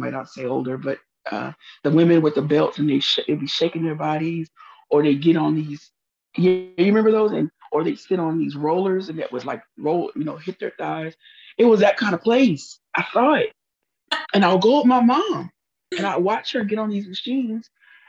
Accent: Huntsville, Texas, United States; also born or lived in Fort Worth; I was born in Fort Worth, Texas, but we soon moved to Huntsville, Texas, where my father was assigned to a parish in the AME Church, African Methodist Episcopal Church in Huntsville. And we lived there as I was a child.

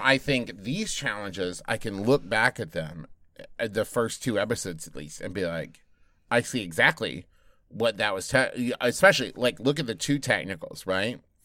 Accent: United States; as an American

